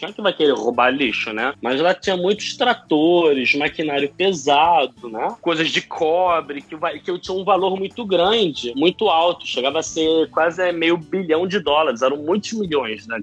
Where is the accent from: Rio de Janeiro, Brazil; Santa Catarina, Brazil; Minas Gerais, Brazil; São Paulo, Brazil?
Rio de Janeiro, Brazil; moved away as an adult; now in Israel; Eu sou um carioca, nascido em 89, fui educado em família judaica